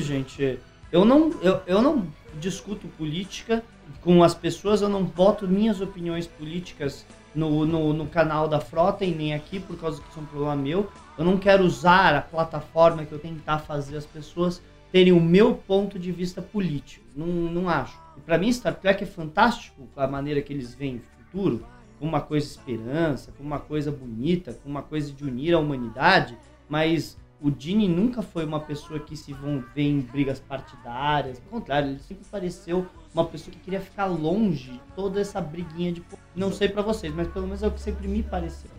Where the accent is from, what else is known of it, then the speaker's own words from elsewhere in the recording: Brazil; eu sou brasileiro